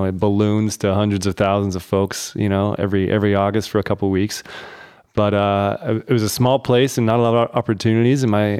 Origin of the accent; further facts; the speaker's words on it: Dayton, Ohio, United States; born there; I'm actually the only one person in my family that was born in Ohio. My folks were out here, out in Dayton, was born, lived here